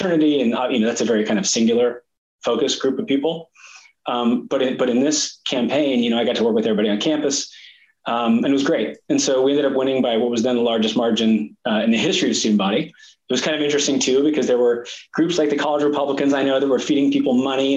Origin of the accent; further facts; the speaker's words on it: Sacramento, California, United States; I was born and raised in Sacramento, California